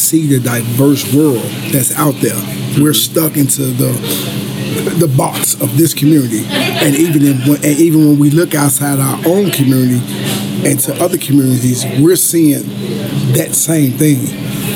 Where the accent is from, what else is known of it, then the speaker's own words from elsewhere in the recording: Chicago, Illinois, United States; I grew up in the South Side of Chicago, Inglewood neighborhood